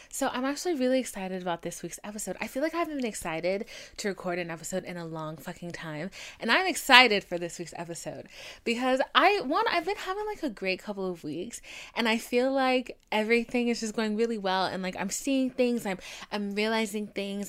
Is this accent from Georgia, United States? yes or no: yes; Atlanta, Georgia, United States; I'm from Atlanta